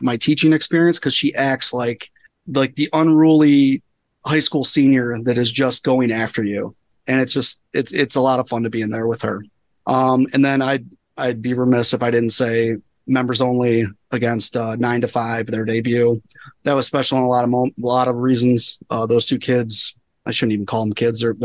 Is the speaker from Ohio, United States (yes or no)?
yes; Cleveland, Ohio, United States; I'm still from Cleveland regardless.